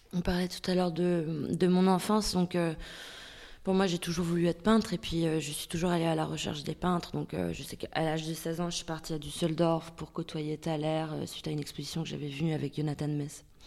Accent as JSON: {"language": "French", "country": "Denmark", "tie": "born or raised there", "moved": "as an adult", "lives_now": "France", "said": "j'ai grandi au Danemark jusqu'à mes 18 ans"}